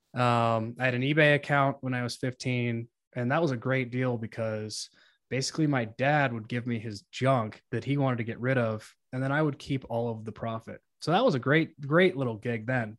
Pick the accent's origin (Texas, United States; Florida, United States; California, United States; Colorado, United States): Colorado, United States; I grew up in Colorado